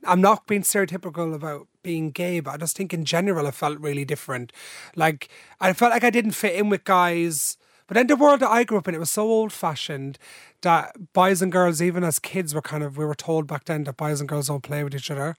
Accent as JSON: {"language": "English", "town": "Dublin", "region": "Leinster", "country": "Ireland", "tie": "born or raised there", "also_born_or_lived": "Drogheda / Balbriggan", "said": "Then I was three, and they moved to Ballymun, where my mum's parents was still living, 'cause my mum's from there, into a different holding site where I've spent most, all my life."}